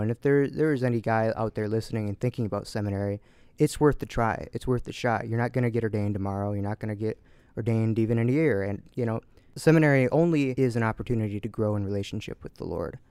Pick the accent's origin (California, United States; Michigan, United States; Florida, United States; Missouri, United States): Michigan, United States; Essexville; I grew up in Essexville, not too far away